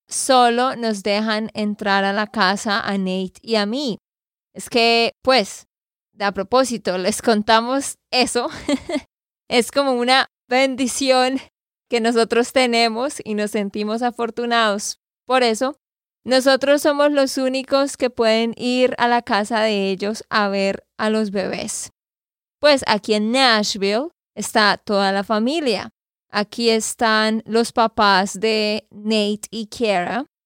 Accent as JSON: {"language": "Spanish", "region": "Santander", "country": "Colombia", "said": "de Santander, Colombia."}